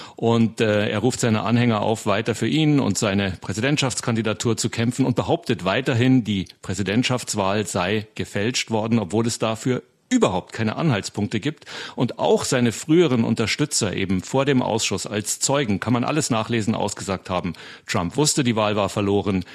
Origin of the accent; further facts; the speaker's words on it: Germany; now in United States; bei uns in Deutschland